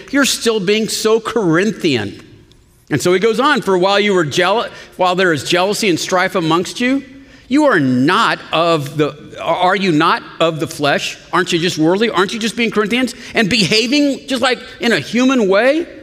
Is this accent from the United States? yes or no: yes; Austin, Texas, United States; I'm an Austinite, you know? We don't say Austin, Texas, we just say Austin. I'm from Austin, but, and I'm a Christian.